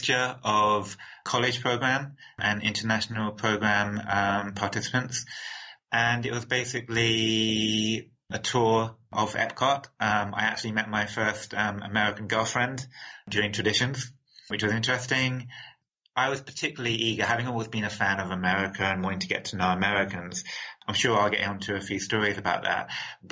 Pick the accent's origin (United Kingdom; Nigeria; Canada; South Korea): United Kingdom; London; I was born in London, England